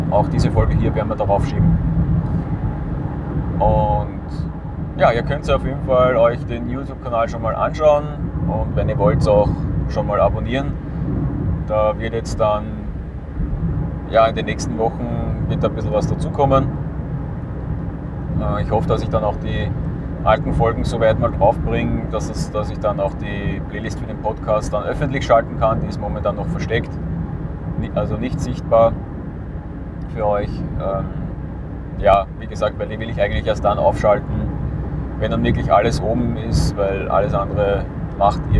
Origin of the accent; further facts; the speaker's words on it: Lower Austria, Austria; Einfach weil der Umweg über meinen Heimatort in der Nähe von Wien nicht wirklich sinnvoll ist